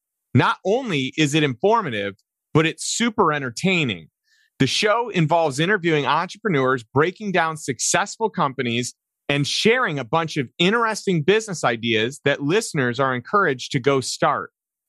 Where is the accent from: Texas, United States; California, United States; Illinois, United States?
Illinois, United States; Chicago; also born or lived in St. Louis; now in Austin, United States; I'm from Chicago originally, then moved to St. Louis